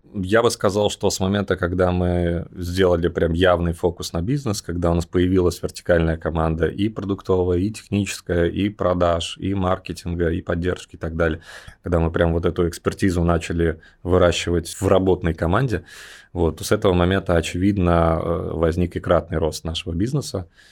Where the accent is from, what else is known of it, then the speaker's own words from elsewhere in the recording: Belarus; moved away as an adult; also born or lived in Riga, Latvia; now in Moscow, Russia; сам я родился в Беларуси, вот, и там провел сознательную юность.